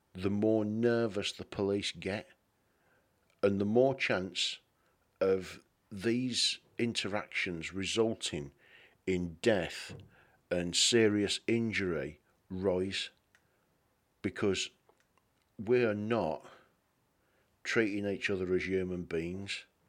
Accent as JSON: {"language": "English", "region": "England", "country": "United Kingdom", "said": "being English"}